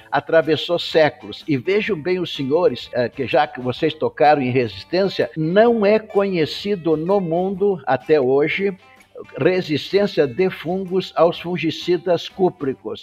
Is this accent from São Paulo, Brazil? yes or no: no; Taquara, Rio Grande do Sul, Brazil; also born or lived in Porto Alegre / Piracicaba / Washington, United States; eu sou gaúcho, natural de Taquara, no Rio Grande do Sul